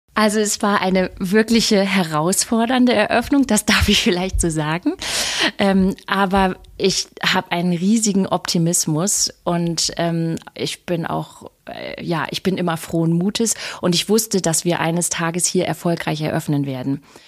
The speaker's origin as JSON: {"language": "German", "region": "Lower Saxony", "country": "Germany", "also_born_or_lived": "Southern France / Berlin / Munich / Switzerland", "moved": "as an adult", "lives_now": "Sylt, Germany", "said": "ich bin äh, Niedersächsin Vollblut-Niedersächsin"}